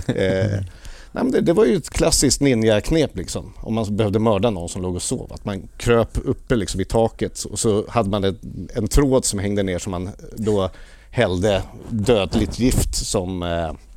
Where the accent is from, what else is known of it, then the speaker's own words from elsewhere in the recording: Lidingö, Stockholm County, Sweden; Jag växte upp på norra Lidingö